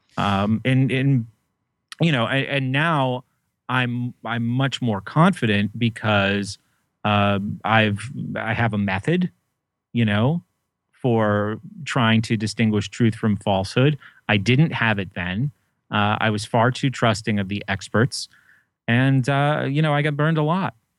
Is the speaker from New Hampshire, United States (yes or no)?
yes; New Hampshire, United States; I grew up in New Hampshire